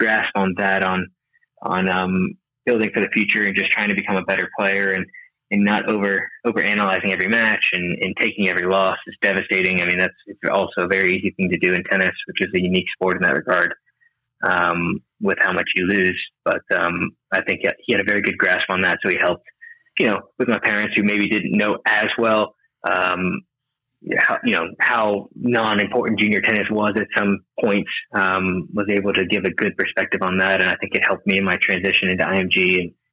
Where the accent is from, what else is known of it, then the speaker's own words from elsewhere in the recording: Brandon, Florida, United States; moved away as an adult; also born or lived in Bradenton, Florida / College Station, Texas; now in Texas, United States; I grew up in Brandon